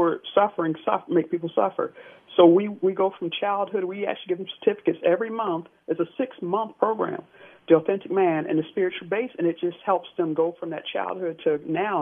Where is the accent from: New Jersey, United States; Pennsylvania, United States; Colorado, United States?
New Jersey, United States; Jersey City; I'm from Jersey City, New Jersey.